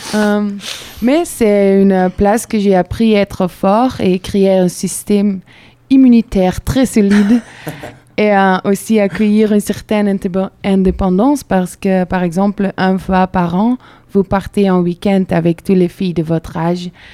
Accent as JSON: {"language": "French", "country": "Belgium", "tie": "born or raised there", "second_language": "French", "moved": "as an adult", "lives_now": "Bordeaux, France", "said": "je viens de Belgique"}